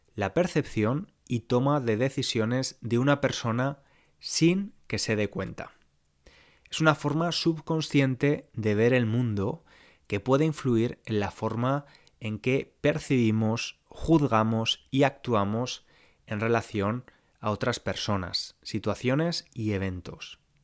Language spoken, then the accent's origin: Spanish; Valencia, Valencian Community, Spain; moved away as an adult; also born or lived in London; Yo hasta 2012 vivía en Valencia, en España, y la mayoría de personas con las que me relacionaba eran como yo, españolas, blancas